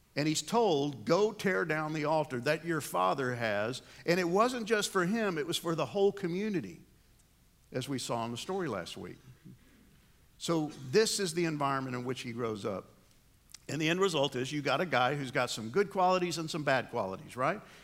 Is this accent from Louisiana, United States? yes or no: no; New York, United States; moved away; I grew up in New York. I moved there when I was four years old, and I spent all my school years in New York.